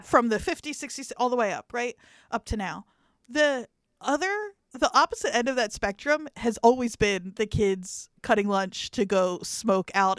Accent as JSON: {"language": "English", "region": "New Jersey", "country": "United States", "said": "in South Jersey, at least the part that I was from"}